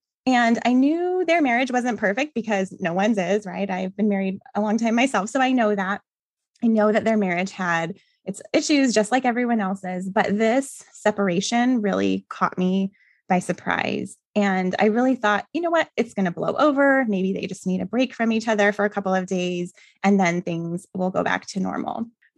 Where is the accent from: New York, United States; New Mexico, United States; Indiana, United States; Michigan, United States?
New Mexico, United States; now in Phoenix, United States; I currently live in Phoenix, Arizona, but I grew up in New Mexico with my parents, and I have a younger brother who is 2 years younger than I am.